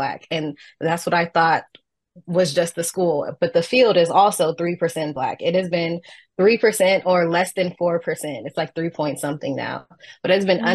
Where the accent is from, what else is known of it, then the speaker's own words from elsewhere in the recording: Southern California, United States; I'm from Southern California. I'm from the West Coast as well.